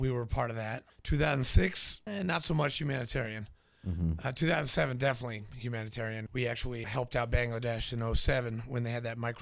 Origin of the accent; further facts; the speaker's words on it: New Hampshire, United States; also born or lived in Nashville, Tennessee; I was born in Nashville, grew up in New Hampshire, went to boarding school